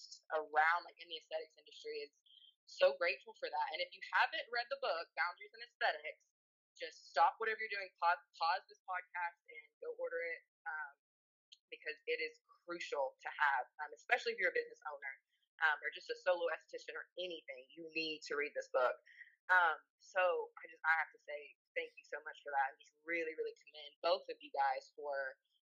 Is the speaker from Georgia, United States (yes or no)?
no; Campbellsville, Kentucky, United States; I am from Campbellsville, Kentucky. Basically, I grew up in a really small town my whole life